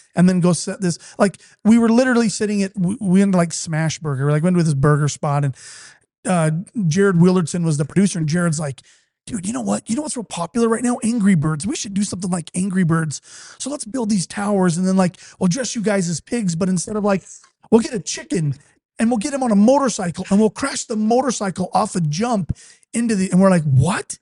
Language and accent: English; Utah, United States; I'm an Irish Catholic, born and raised in a Mormon community